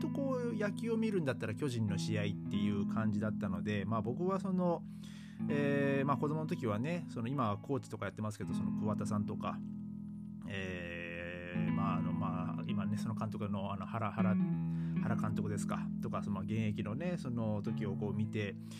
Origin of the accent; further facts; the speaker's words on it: Hachinohe, Aomori, Japan; now in Germany; 僕の、ね、生まれ育ったあの青森県の八戸市